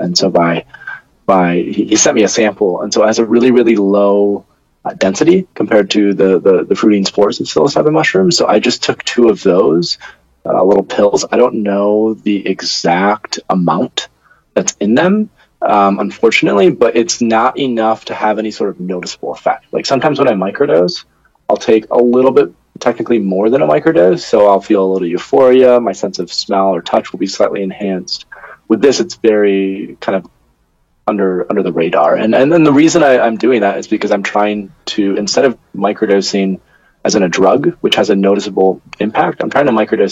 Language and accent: English; near Grand Rapids, West Michigan, United States; I grew up in West Michigan, near a little city called Grand Rapids.